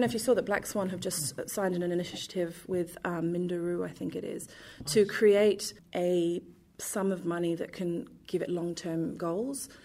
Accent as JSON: {"language": "English", "region": "London", "country": "United Kingdom", "tie": "born or raised there", "moved": "yes", "lives_now": "Perth, Australia", "said": "I grew up in London"}